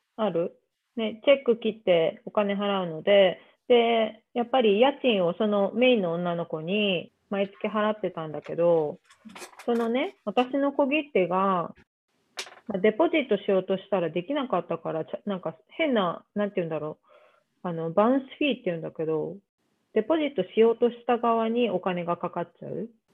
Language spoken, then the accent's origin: Japanese; Tokyo, Japan; 東京出身で、東京から動いたことがない